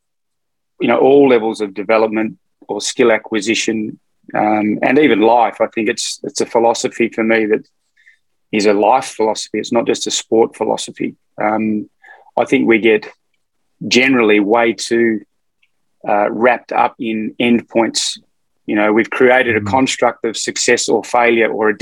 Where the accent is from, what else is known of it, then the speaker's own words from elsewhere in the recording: Fremantle, Western Australia, Australia; also born or lived in Melbourne; now in Northern New South Wales, Australia; I grew up in Hamilton Hill, which is a suburb sort of in south of Fremantle in Western Australia.